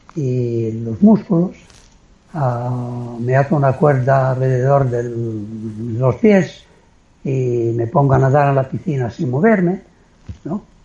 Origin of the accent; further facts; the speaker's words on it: Italy; soy italiano